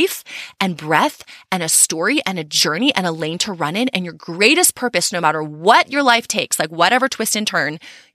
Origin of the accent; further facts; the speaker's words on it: Texas, United States; we're from Texas